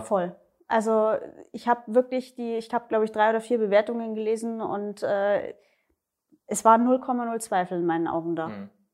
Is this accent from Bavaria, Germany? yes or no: yes; Erding, Bavaria, Germany; komme äh, aus der Nähe von München, Erding, Erdinger Therme